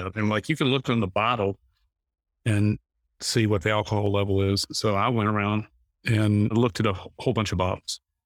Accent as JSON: {"language": "English", "region": "North Carolina", "country": "United States", "tie": "born or raised there", "said": "I grew up in North Carolina"}